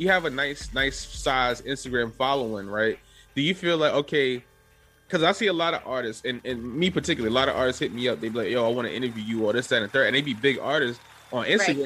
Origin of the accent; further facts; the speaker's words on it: New York City, New York, United States; I'm from the Bronx. I lived here a long time